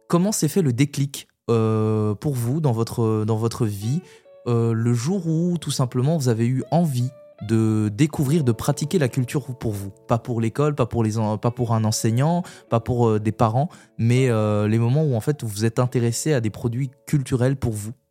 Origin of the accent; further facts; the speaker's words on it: Burundi; moved away; adolescent, euh, je suis retourné au Burundi, mon pays d'origine, et comme je connaissais personne, c'était un pays où je connaissais personne, je parlais pas la langue